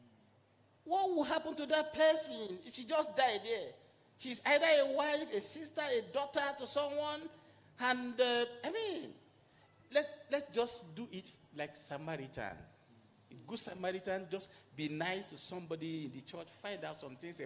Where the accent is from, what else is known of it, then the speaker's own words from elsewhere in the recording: Nigeria; now in Kenya; I am a Nigerian